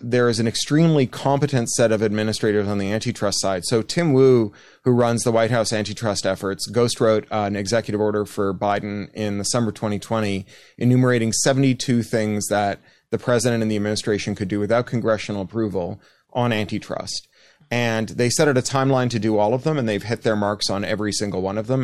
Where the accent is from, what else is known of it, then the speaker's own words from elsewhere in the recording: Canada; I am Canadian